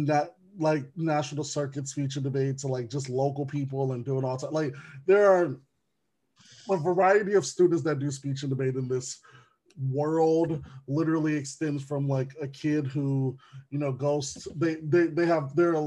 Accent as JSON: {"language": "English", "region": "Wisconsin", "country": "United States", "tie": "born or raised there", "said": "Wisconsin is one of those, which is my home state"}